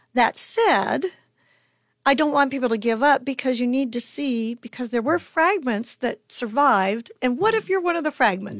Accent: Chadron, Nebraska, United States; I'm originally from Shadrach, Nebraska, which is way up in the corner, northwestern corner.

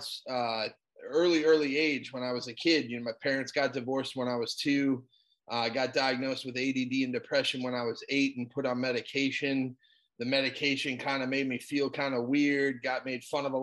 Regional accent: South Florida, United States; I'm from South Florida, born and raised, still here.

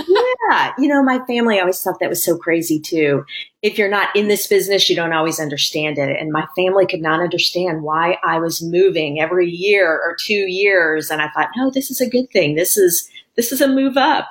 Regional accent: Springfield, Missouri, United States; moved away as an adult; also born or lived in Washington, D.C.; now in Louisville, United States; I'm from Springfield, Missouri, which is the southwest corner of Missouri

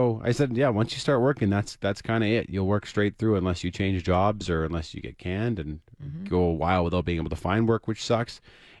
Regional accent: Saskatoon, Saskatchewan, Canada; my hometown in Saskatoon

